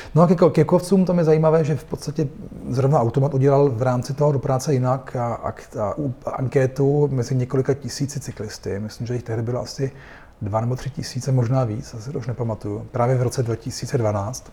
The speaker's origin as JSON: {"language": "Czech", "region": "Vienna", "country": "Austria", "tie": "born or raised there", "moved": "as an adult", "lives_now": "Prague, Czech Republic", "said": "já jsem vyrostl v Rakousku, ve Vídni, kde jsem už jako dítě jezdil na kole"}